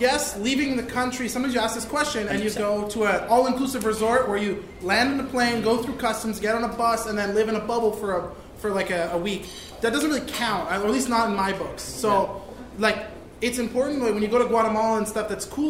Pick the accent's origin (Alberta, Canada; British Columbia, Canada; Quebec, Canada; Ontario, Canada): British Columbia, Canada; Vancouver; moved away as an adult; now in Montreal, Canada; I'm from Vancouver, and I've spent the last 6 years here in Montreal.